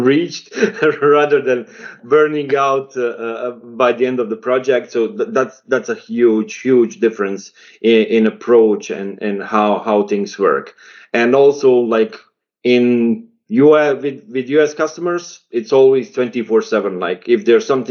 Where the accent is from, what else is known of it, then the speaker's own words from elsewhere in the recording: Bosnia & Herzegovina; I come from Bosnia and Herzegovina